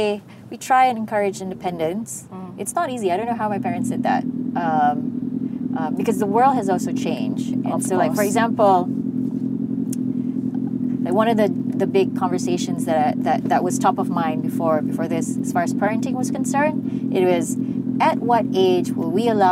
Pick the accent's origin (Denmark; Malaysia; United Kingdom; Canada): Malaysia; my Malaysian story of, it's probably not as interesting as that person's story of when he was growing up in the UK